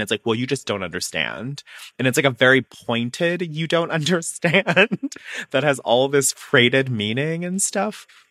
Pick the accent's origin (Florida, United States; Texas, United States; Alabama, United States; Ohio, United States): Alabama, United States; I'm from Alabama, I grew up on a farm